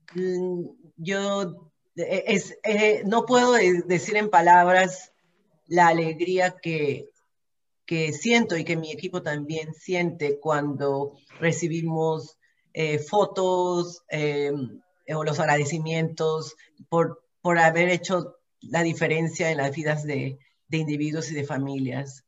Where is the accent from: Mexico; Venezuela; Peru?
Peru; moved away as an adult; also born or lived in Ontario, Canada; now in Vancouver, Canada; pero mi origen es peruano, soy peruana